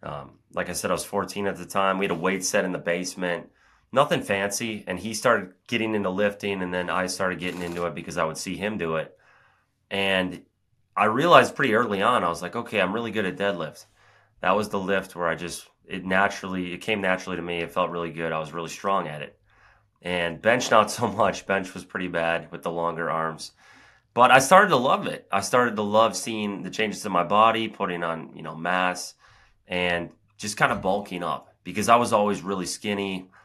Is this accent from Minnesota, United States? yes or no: no; Cambridge, Wisconsin, United States; also born or lived in Madison; So I was born in Madison, and then I lived about 30 minutes outside of there in like a town of 1,000 people, Cambridge.